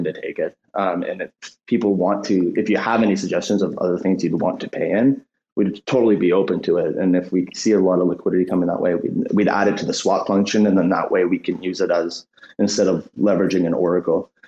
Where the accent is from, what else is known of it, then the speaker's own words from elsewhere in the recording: Canada; we're Canadian, a lot of us are Canadians